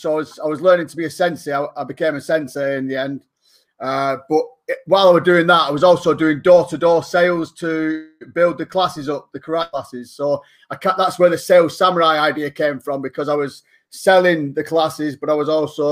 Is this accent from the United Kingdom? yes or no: yes; England, United Kingdom; I'm not actually from Ireland. I'm from the UK, England.